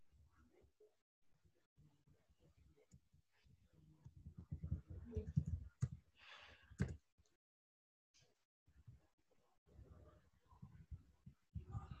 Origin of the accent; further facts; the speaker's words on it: Owerri, Imo, Nigeria; now in Abuja, Nigeria; I'm from Imo State, Owerri